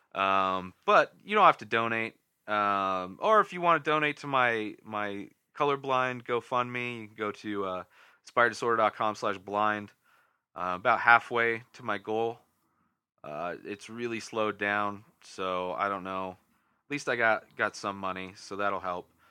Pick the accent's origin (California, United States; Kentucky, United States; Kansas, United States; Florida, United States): California, United States; Southern; now in Denver, United States; Southern California is, is you know, I grew up there. So it's my back, it's my hometown, my home area